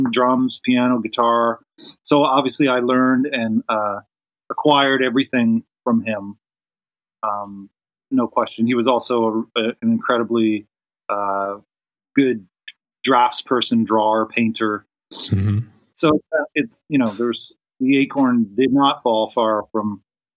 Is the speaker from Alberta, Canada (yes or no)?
no; Dartmouth, Nova Scotia, Canada; also born or lived in Ottawa, Ontario; We moved to Dartmouth, Nova Scotia in 1977 or something